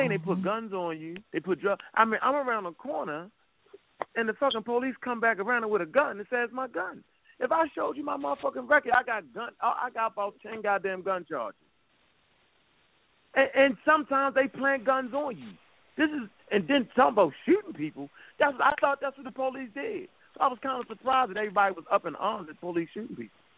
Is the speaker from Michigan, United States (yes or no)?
no; Baltimore, Maryland, United States; I'm from Baltimore.